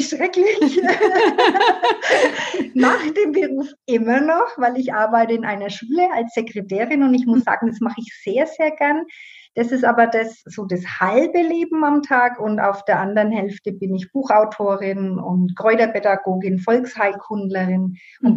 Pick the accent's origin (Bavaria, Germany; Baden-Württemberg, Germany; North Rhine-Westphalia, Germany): Bavaria, Germany; Burgbernheim; accent: Middle Franconian; bin gebürtige Burg Bannheimerin und so wie man das am Dialekt wahrscheinlich hören kann, das ist in Mittelfranken